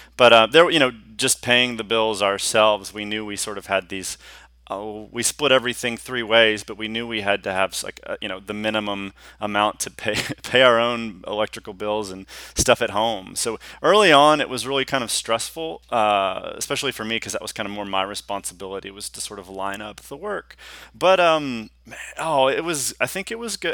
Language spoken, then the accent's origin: English; Houston, Texas, United States; also born or lived in Austin, Texas; I'm a native Texan. I was gr-, I grew up in Hous-, the Houston area